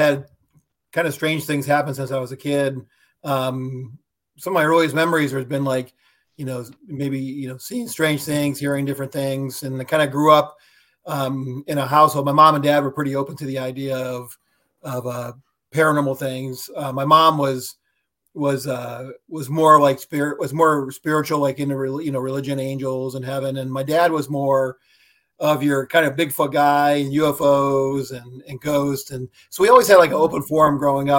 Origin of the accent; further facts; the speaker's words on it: Ohio, United States; now in Charlottesville, United States; I'm originally from Ohio. And now I live in Charlottesville, Virginia.